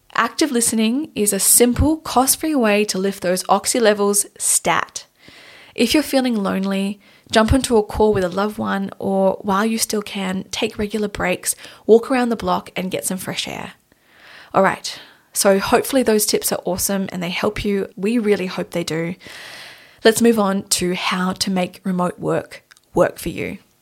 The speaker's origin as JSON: {"language": "English", "country": "Australia", "moved": "yes", "lives_now": "Munich, Germany", "said": "Tanya and I are based in Munich, Germany, but we're originally, we're from Australia."}